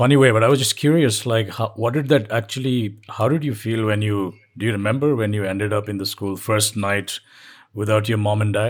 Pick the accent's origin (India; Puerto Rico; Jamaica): India; Orissa, Odisha; I'm from Orissa